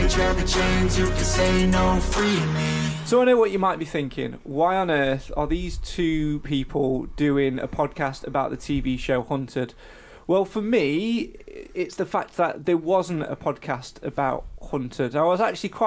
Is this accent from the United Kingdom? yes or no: yes; Mansfield, East Midlands, United Kingdom; it's my hometown